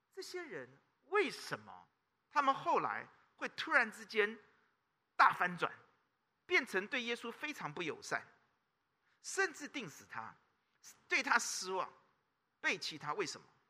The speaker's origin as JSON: {"language": "Chinese", "region": "Taipei", "country": "Taiwan", "said": "南部人都骂我们台北人叫什么？天龙，是不是？我们是天龙哎，知道吗？"}